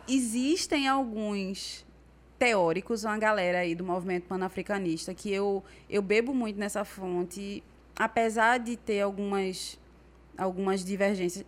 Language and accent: Portuguese; Brazil; moved away as an adult; also born or lived in Recife; now in Senegal; eu cresci aqui no Brasil